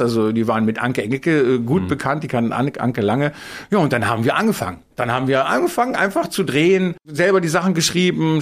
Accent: Bielefeld, North Rhine-Westphalia, Germany; moved away; bin ich in Bielefeld ja geboren und habe lange gelebt

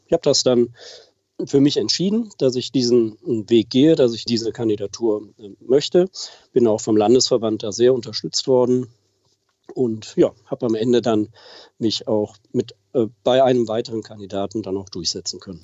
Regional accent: Wipperfürth, North Rhine-Westphalia, Germany; ich wohne tatsächlich seit Beginn an im Oberbergischen in Wipperfürth

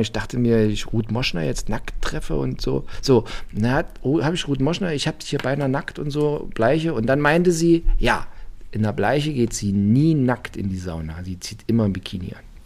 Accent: Germany; bin aus der DDR

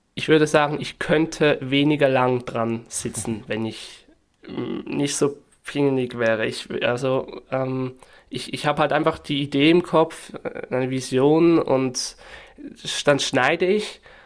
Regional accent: Northwestern Switzerland, Switzerland; accent: Swiss German; Ich komme aus der Nordwestschweiz

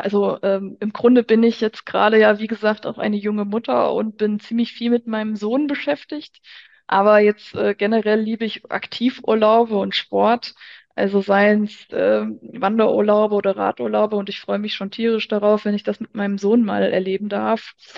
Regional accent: Hofgeismar, Hesse, Germany; moved away as an adult; also born or lived in Frankfurt; ich bin kürzlich von Frankfurt zurück in meine Heimat nach Hofgeismar gezogen

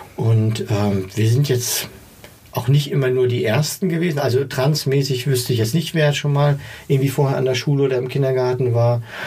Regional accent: East Germany, Germany; Ich komme aus dem Osten

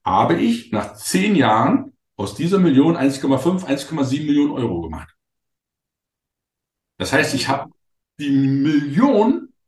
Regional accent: Wittenberg, Saxony-Anhalt, Germany; ich bin ja, ich komme ja aus der Lutherstadt Wittenberg.

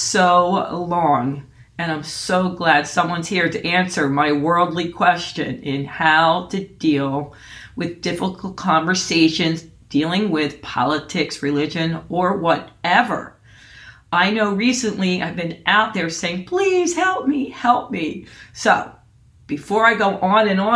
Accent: Phillipsburg, New Jersey, United States; moved away; in Phillipsburg, New Jersey.

